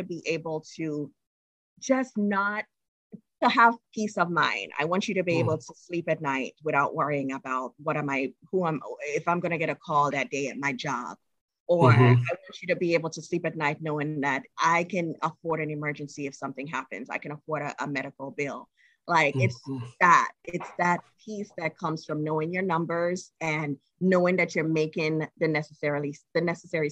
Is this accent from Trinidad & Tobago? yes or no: yes; Trinidad & Tobago; I'm from Trinidad and Tobago. And as a country, our people, we struggle with saying words that have TH in them